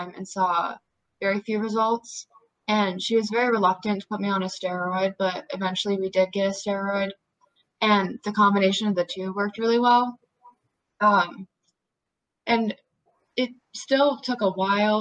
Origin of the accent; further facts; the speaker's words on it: New Jersey, United States; I'm 16 years old. I'm from New Jersey